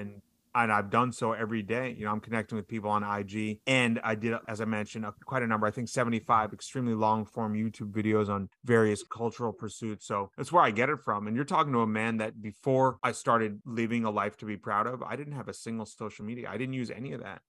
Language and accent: English; New York City, New York, United States; I was raised on the Upper West Side of Manhattan